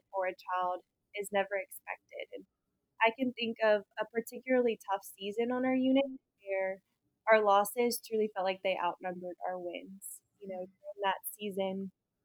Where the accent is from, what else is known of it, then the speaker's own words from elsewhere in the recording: New Orleans, Louisiana, United States; I was born and raised in New Orleans, Louisiana.